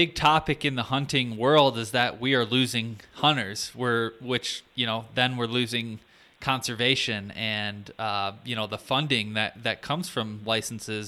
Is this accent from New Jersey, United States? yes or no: no; Michigan, United States; I grew up hunting in Michigan